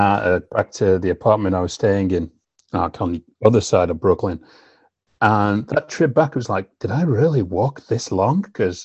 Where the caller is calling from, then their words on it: Manchester, North West England, United Kingdom; I am currently calling from Manchester in the United Kingdom, which is my home base.